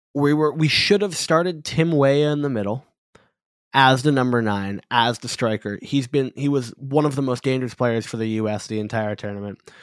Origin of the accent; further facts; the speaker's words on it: United States; I, as an American